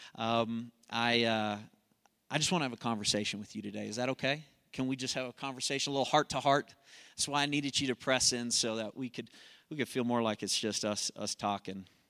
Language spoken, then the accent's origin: English; Colorado, United States; I'm from Colorado